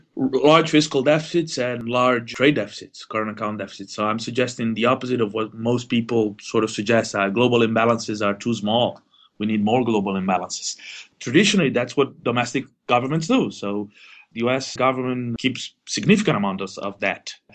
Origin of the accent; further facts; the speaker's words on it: Argentina; moved away; I'm originally from Argentina